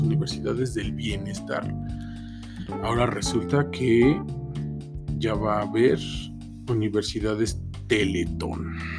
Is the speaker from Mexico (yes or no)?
yes; Mexico; soy mexicano